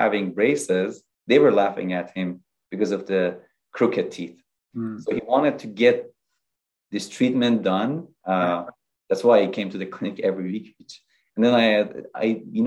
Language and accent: English; Iran; moved away as an adult; I am originally from Iran. I did dentistry in Iran, and then I did residency in orthodontics in Iran